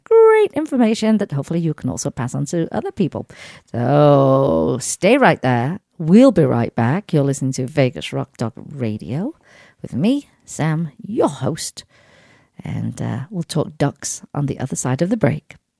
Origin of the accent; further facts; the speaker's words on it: Sheffield, Yorkshire and the Humber, United Kingdom; moved away; my hometown, Sheffield in England